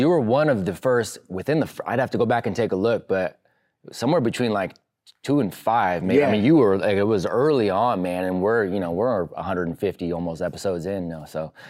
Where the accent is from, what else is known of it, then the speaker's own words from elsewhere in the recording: California, United States; but I grew up in California.